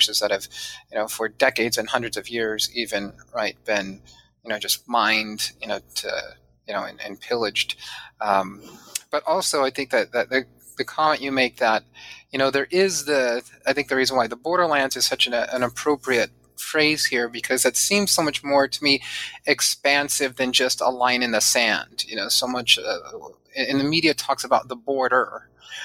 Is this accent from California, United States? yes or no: yes; San Diego, California, United States; also born or lived in Chula Vista; I grew up mostly in Southern California, not mostly, all in Southern California, and primarily in San Diego.